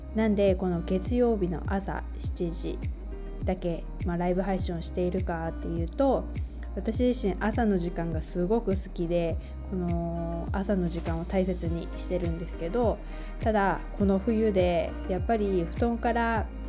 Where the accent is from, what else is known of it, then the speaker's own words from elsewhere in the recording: Japan; also born or lived in United States / Taiwan; 日本の田舎で育ち、アメリカ留学、台湾でのワーキングホリデーに行く